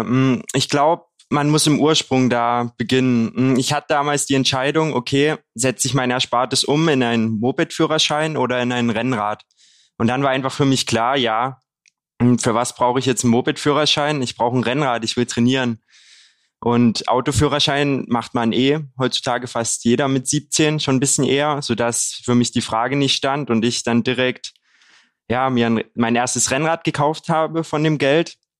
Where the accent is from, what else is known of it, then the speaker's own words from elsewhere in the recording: Haselbachtal, Saxony, Germany; moved away as an adult; now in Leipzig, Germany; Ich bin jetzt 23 Jahre alt, komme gebürtig aus der Region um Kamenz, äh, Lessingstadt auch